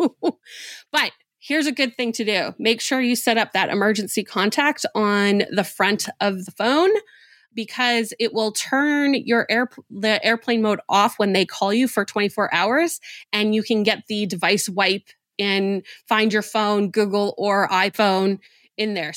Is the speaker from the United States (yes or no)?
no; Winnipeg, Manitoba, Canada; I grew up in Winnipeg, Manitoba, Canada